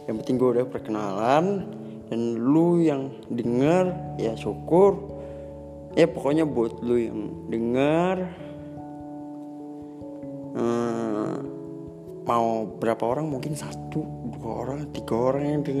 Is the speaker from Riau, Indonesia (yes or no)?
no; Banjarmasin, South Kalimantan, Indonesia; gara-gara gue kerja jauh kan aslinya gue orang Banjarmasin nah di Banjarmasin itu ada teman gue